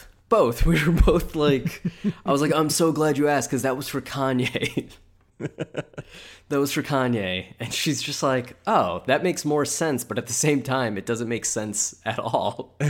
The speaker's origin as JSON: {"language": "English", "region": "Ohio", "country": "United States", "said": "Yeah, I am sadly from Ohio."}